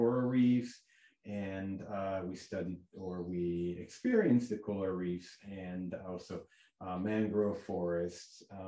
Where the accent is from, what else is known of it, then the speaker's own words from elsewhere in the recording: Lugano, Ticino, Switzerland; moved away as an adult; also born or lived in Zurich / Montana; I'm actually born and raised like 300 meters as the crow flies from North Campus